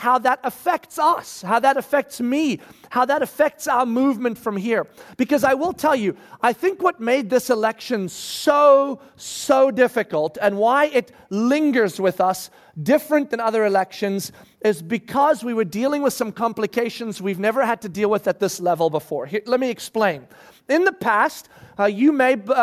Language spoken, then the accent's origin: English; South Africa; moved away as an adult; now in United States; when we moved from South Africa to the United States of America, I was 17 years old.